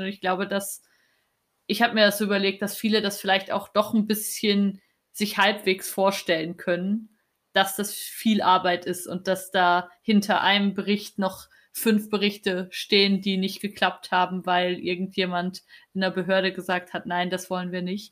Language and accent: German; East Germany, Germany; moved away; ich bin in Ostdeutschland aufgewachsen